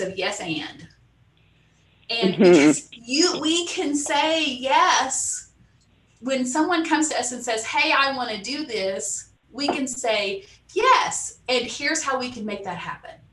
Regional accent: Salina, Oklahoma, United States; also born or lived in Dallas, Texas; now in Tulsa, United States; I grew up in Salina, Oklahoma, tiny little town, northeast of here

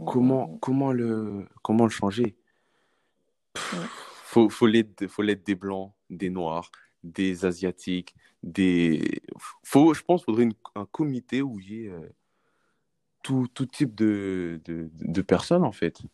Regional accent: France; on est français mais on a mmh nos, origines, origine euh, origines, en fait, de notre mmh pays, de nos parents

